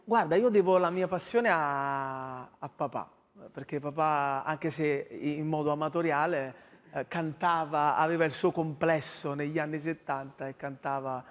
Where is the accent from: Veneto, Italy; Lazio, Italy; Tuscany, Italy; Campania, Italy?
Campania, Italy; Ercolano; now in Portici, Italy; Io sono di Ercolano, che è in provincia di Napoli, sì. adesso vivo a Portici, ma sono cresciuto nel Vico Santa Rosa